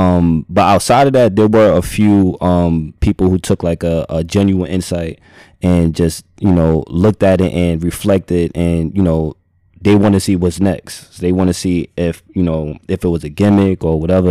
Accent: United States; I'm just American

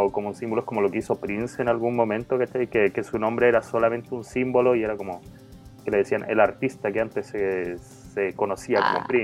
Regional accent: Antón Lizardo, Veracruz, Mexico; de Anton Lizardo

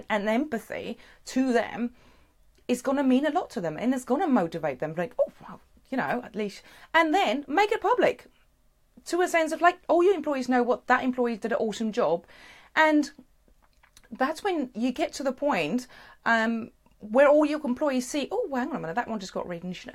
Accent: South Africa; moved away; Originally, I'm from South Africa

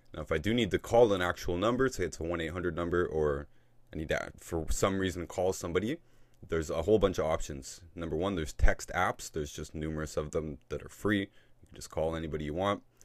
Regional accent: Canada; I'm from Canada

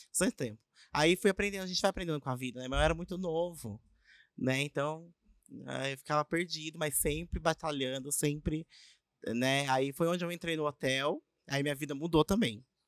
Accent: Avaré, São Paulo, Brazil; Sou de Avaré, nasci aqui mesmo

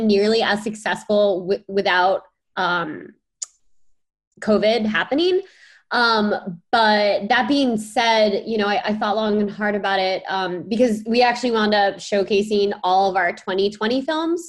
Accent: East Coast, United States; I grew up on the East Coast

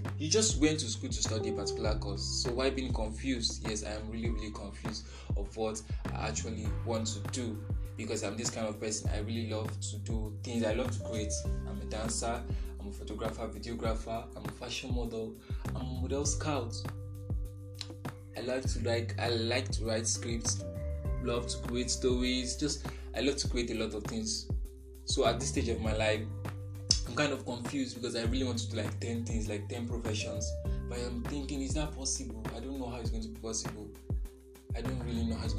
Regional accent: Nigeria; also born or lived in northern Nigeria; I'm from Nigeria. Yes. And some people say, I look like Hausa, I look like Yoruba, I'm a Yoruba boy, but I've studied in the north before.

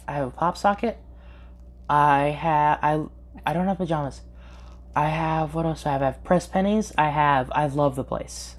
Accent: California, United States; moved away; I am from California, I do miss In and Out

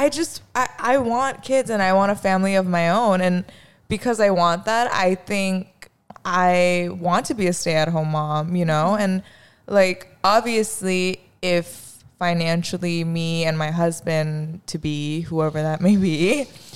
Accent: United States; also born or lived in South Korea; we as Asian American women

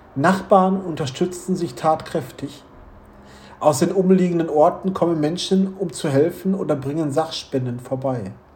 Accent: Wuppertal, North Rhine-Westphalia, Germany; Bei uns in Wuppertal

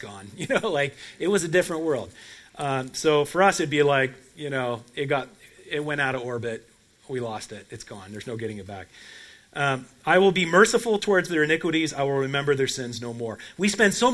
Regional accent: Portland, Oregon, United States; moved away; Portland, Oregon, my hometown

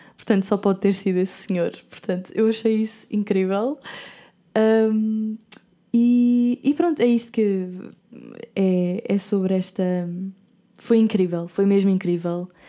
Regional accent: Portugal; moved away as an adult; como portuguesa

